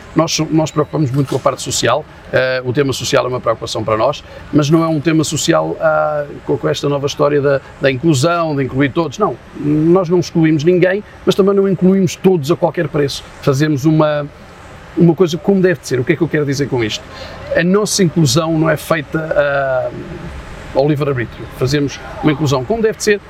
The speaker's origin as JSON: {"language": "Portuguese", "country": "Portugal"}